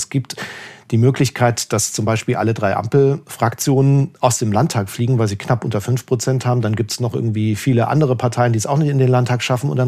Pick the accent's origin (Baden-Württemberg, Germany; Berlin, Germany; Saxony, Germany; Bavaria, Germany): Saxony, Germany; Leipzig; also ich bin, bin selber in Leipzig aufgewachsen, habe die hab vor allem die 90er als sehr prägend in Ostdeutschland äh, erlebt